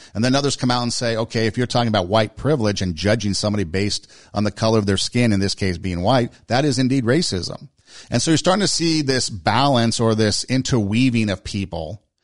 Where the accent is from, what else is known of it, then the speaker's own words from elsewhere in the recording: United States; We in America